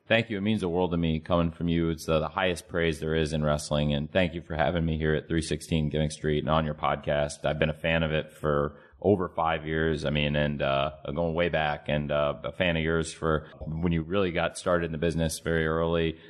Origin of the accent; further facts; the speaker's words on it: Jacksonville, Florida, United States; my hometown, Jacksonville, Florida